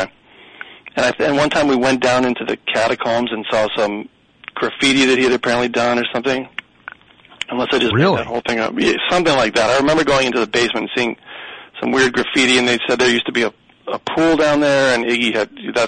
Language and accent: English; Michigan, United States; accent: Michigan; I did everything in my power to eradicate my Michigan accent, and I think I've done a pretty good job.